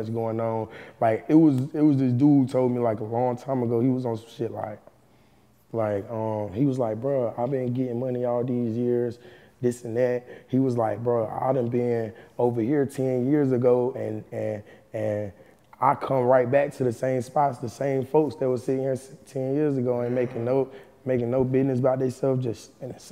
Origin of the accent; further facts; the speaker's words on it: Roxboro, North Carolina, United States; I'm from Roxborough, North Carolina, small town, North Carolina